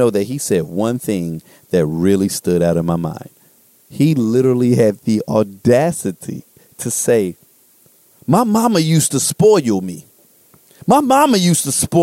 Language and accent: English; United States; I'm not going to pretend like I'm not an American